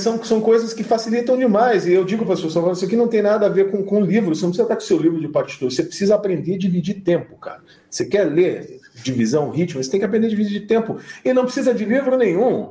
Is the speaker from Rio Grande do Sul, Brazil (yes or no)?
no; Curitiba, Paraná, Brazil; also born or lived in London; now in São Paulo, Brazil; eu sou de Curitiba, mas eu, antes de ir para Londres eu estava em São Paulo